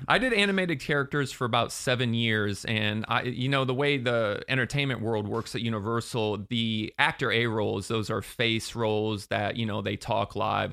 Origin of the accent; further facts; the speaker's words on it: Sarasota, Florida, United States; now in Orlando, United States; I grew up in Sarasota, but I came up to Orlando to attend U C F